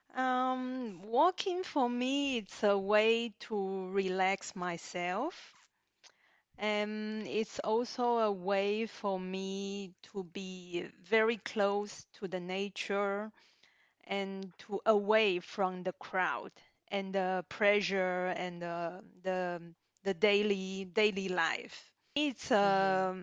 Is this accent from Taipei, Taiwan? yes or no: no; Zhongli, Taoyuan, Taiwan; moved away as an adult; also born or lived in Australia; now in Switzerland; I'm from Taiwan, uh, north of Taiwan, uh, a city called Zhongli.